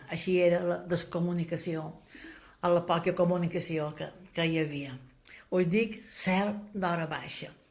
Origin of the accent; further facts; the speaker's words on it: Santanyí, Balearic Islands, Spain; quan jo era nina, que col·leccionava paraules del meu poble de Santanyí